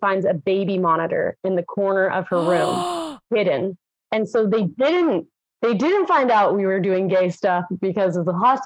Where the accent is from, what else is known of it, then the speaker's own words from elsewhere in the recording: Texas, United States; Growing up in Texas